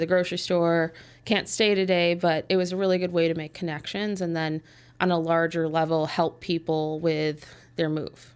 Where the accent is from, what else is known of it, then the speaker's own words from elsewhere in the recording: Park Ridge, Illinois, United States; I was born and raised in Park Ridge.